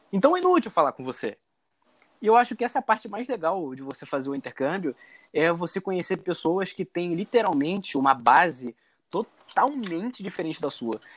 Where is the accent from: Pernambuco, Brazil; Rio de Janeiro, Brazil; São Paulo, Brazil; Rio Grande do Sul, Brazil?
Rio de Janeiro, Brazil; accent: carioca; first language Portuguese; moved away as an adult; also born or lived in Germany; a coisa mais bonita que existe no carioca é o sotaque.